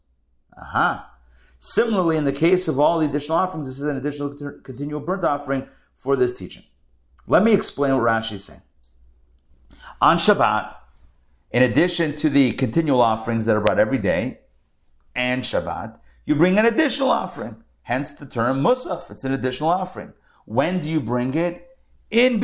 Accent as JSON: {"language": "English", "town": "Pittsburgh", "region": "Pennsylvania", "country": "United States", "tie": "born or raised there", "said": "growing up in Pittsburgh, there was a department store called Kaufman's."}